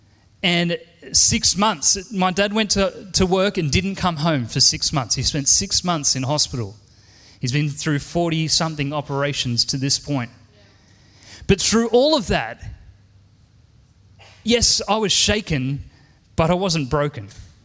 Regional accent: Penrith, New South Wales, Australia; You know, I grew up here in Penrith and I have an amazing, wonderful family.

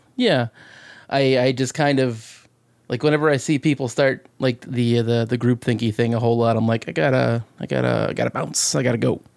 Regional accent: Alaska, United States; I'm from Alaska

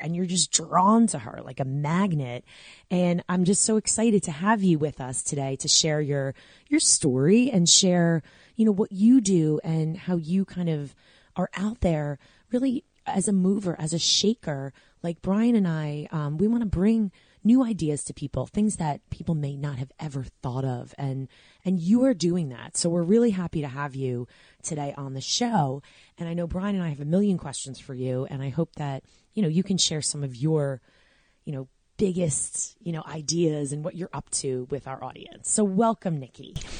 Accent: Long Island, New York, United States; moved away as an adult; now in New Jersey, United States

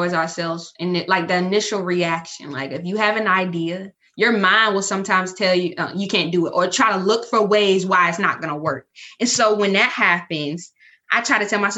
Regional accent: Surry County, Virginia, United States; I'm from Surrey County, Virginia

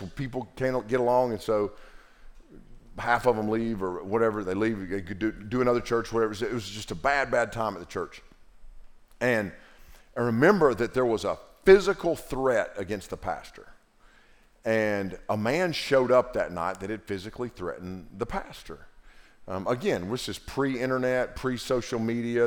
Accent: Western North Carolina, United States; growing up in Western North Carolina with a granddaddy that was a preacher

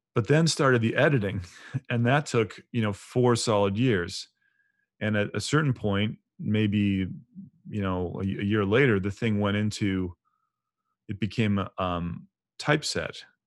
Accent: United States; I'm an American, Orthodox Christian

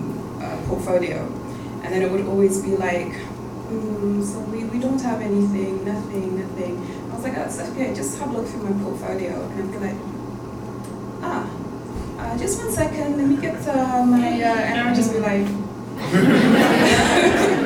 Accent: Netherlands; also born or lived in London; I was born and raised in London, but I actually grew up in Holland

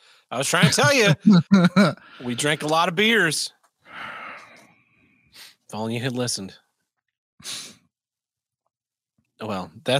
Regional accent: St. Louis, Missouri, United States; sorry, I'm from St. Louis.

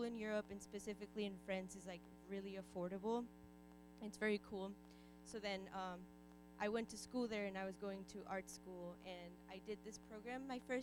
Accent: Guanajuato, Mexico; moved away; I was born and raised in Mexico.

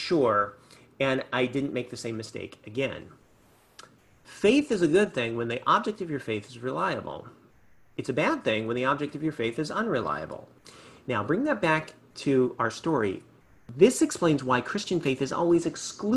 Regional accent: California, United States; I grew up in California

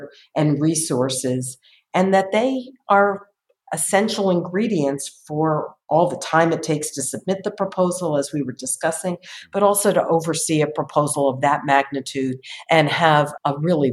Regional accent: New Haven, Connecticut, United States; moved away; also born or lived in Boston; I grew up in New Haven, Connecticut

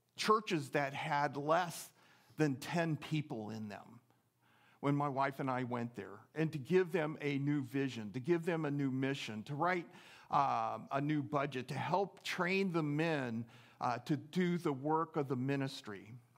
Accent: just outside of Oakland, California, United States; also born or lived in Seattle, Washington; now in Eagle River, United States; I grew up just outside of Oakland, California

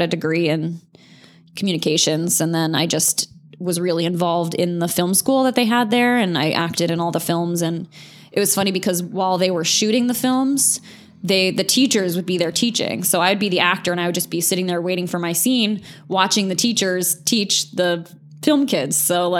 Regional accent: Azores, Portugal; born there; also born or lived in Charleston / Connecticut / Sardinia / New Hampshire; My dad was in the Navy. So I was born in the Azores off of Portugal. And then I lived in, Charleston, South Carolina, Connecticut, Sardinia, Italy, and then New Hampshire.

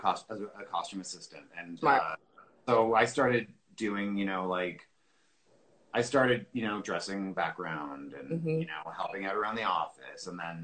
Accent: Toronto, Ontario, Canada; I grew up in Toronto.

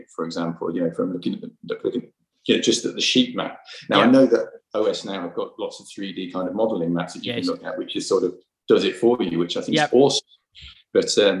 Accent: Birmingham, West Midlands, United Kingdom; also born or lived in New Zealand; now in Bristol, United Kingdom; I was brought up in Birmingham

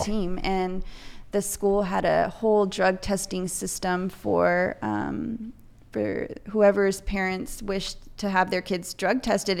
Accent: Salinas, California, United States; I was born and raised in Salinas at, um, Memorial

